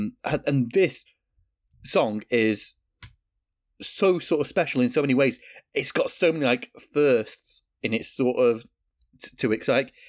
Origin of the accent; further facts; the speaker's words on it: United Kingdom; As a Brit who sort of grew up in the 90s